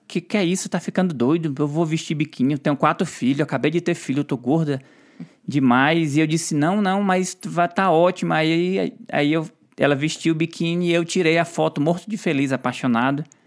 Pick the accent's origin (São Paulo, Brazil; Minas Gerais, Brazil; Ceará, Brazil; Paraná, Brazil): Ceará, Brazil; eu sou do Ceará, eu falo quieto